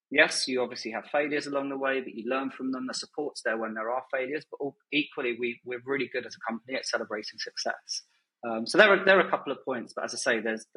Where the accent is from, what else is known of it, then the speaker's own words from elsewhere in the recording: Kent, South East England, United Kingdom; moved away as an adult; also born or lived in London, United Kingdom; now in Dubai, United Arab Emirates; I am originally born and bred in Kent in the UK.